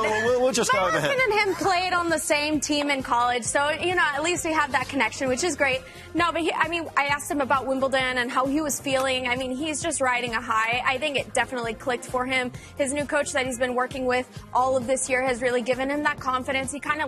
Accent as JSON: {"language": "English", "town": "Atlanta", "region": "Georgia", "country": "United States", "tie": "born or raised there", "said": "I came from Atlanta to here to be with you guys in L.A. He came from L.A. to Atlanta. So, you know, we did a little switch. So hopefully, you know, we can bring him some good vibes from my hometown."}